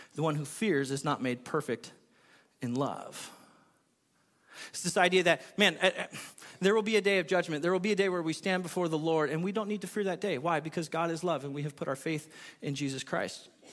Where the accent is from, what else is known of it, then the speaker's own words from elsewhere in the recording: California, United States; moved away; I'm from California